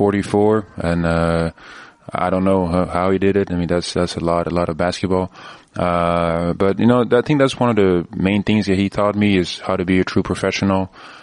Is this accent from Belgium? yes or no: yes; Belgium; also born or lived in Switzerland; the reason I was born in Switzerland is because my dad played there at that time, and then we moved to Belgium, so I lived there for 11 years.